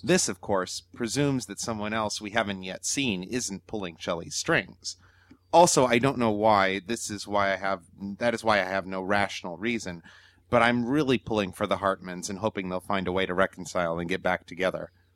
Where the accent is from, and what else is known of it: New Zealand